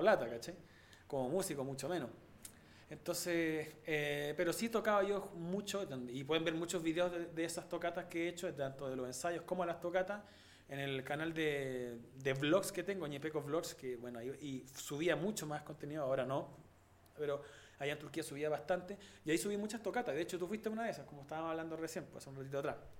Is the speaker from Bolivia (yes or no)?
no; Chile; also born or lived in Turkey; cuando volví a Chile